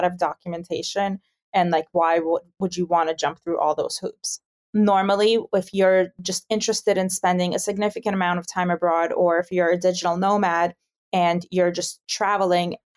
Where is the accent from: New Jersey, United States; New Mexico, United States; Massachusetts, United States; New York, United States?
New York, United States; moved away as an adult; now in Amsterdam, Netherlands; I'm originally from New York